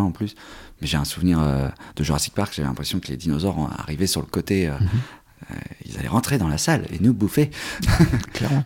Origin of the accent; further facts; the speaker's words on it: Normandy, France; also born or lived in Canada / South Africa; Je suis né en Normandie, on, avait, on était à la campagne